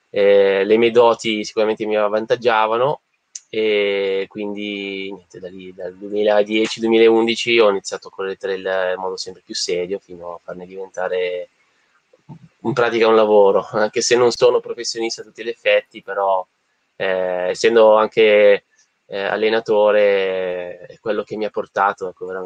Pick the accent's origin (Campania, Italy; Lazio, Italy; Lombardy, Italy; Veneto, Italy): Lombardy, Italy; Busto Arsizio; io sono originario di Bustarsizio, eh, provincia di Varese.